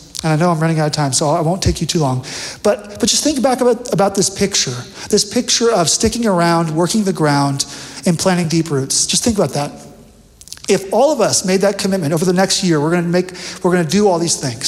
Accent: Bakersfield, California, United States; moved away; I'm from Bakersfield

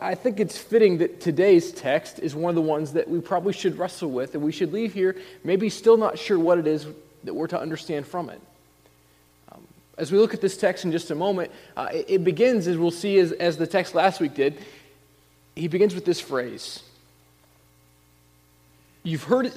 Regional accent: Indiana, United States; moved away as an adult; also born or lived in Illinois; I grew up in Indiana

